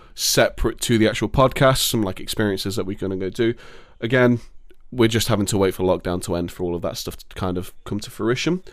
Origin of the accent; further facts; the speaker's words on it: England, United Kingdom; I'm happy to be from England